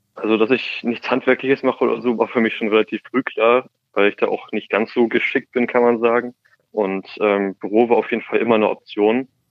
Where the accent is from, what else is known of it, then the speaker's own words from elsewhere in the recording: Hamburg, Germany; ich komme aus Hamburg